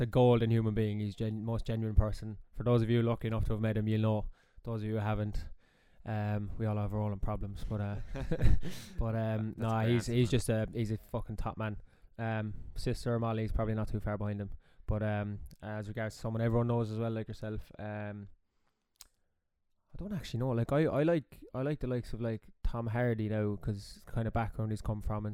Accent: Midleton, County Cork, Ireland; also born or lived in London; I grew up in Middleton. For people who don't know, down East Cork

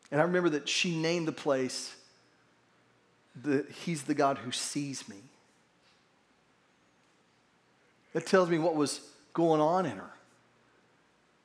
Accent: Verdigris, Oklahoma, United States; where I grew up in Verdigris

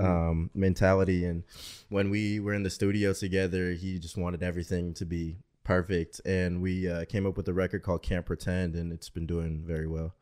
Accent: Portland, Oregon, United States; now in Arizona, United States; I'm originally from Portland, Oregon.

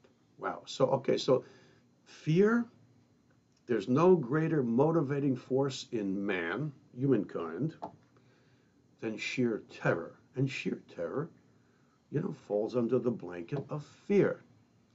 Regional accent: United States; I'm an American

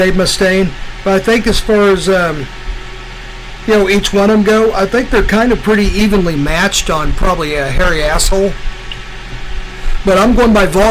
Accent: United States; I myself am proud as an American

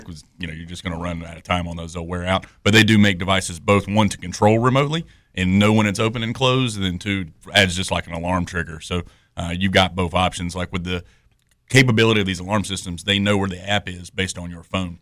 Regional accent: Greenville, North Carolina, United States; moved away as an adult; now in Youngsville, United States; I'm from the Greenville, North Carolina area, so I'm an Eastern North Carolina guy myself.

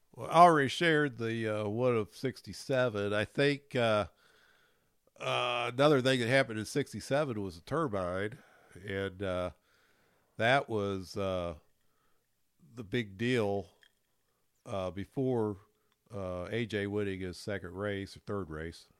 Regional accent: Louisville, Kentucky, United States; I'm from Louisville

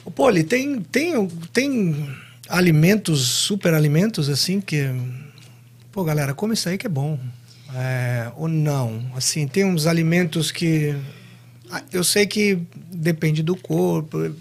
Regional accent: Londrina, Paraná, Brazil; also born or lived in Assis, São Paulo; eu sou de Londrina

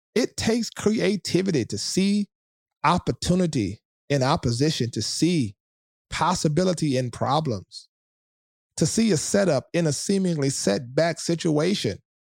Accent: South Louisiana, United States; I'm from the South of Louisiana

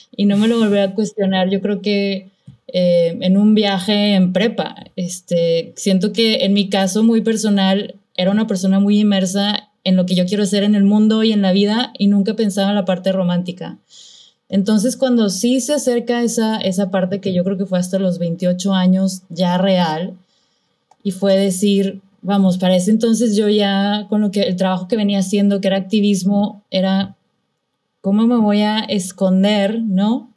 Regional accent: Monterrey, Nuevo León, Mexico; moved away; soy de Monterrey

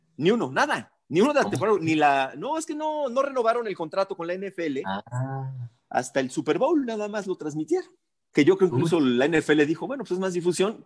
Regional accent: Mexico; si nos representa o no como mexicanos

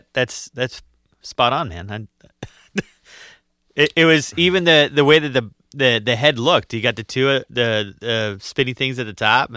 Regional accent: Utah, United States; I was from Utah, and I'm thinking that is on brand.

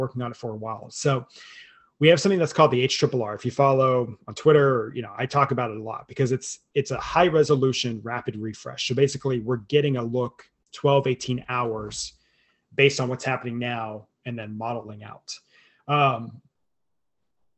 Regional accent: Lubbock, Texas, United States; I grew up in Lubbock when I was a small kid

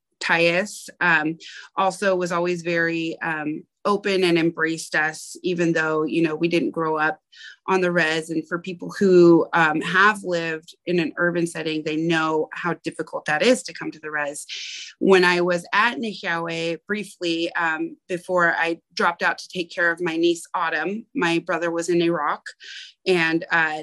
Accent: Portland, Oregon, United States; I grew up in Portland, Oregon

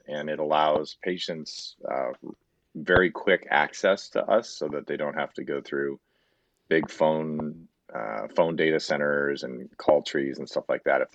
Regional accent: Southern California, United States; also born or lived in San Diego, California / Los Angeles, California / Ann Arbor, Michigan; now in Roseville, United States; I grew up in Southern California

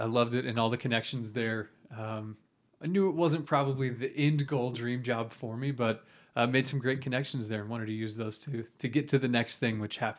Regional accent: Edmond, Oklahoma, United States; also born or lived in Stillwater, Oklahoma; I grew up in Edmond, Oklahoma, born and raised.

